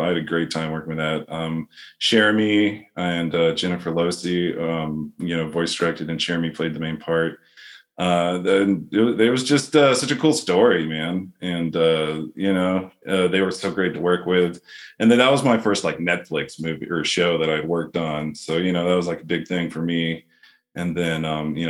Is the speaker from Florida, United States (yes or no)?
yes; Florida, United States; I'm from Florida, so I can put on a little Southern drawl on there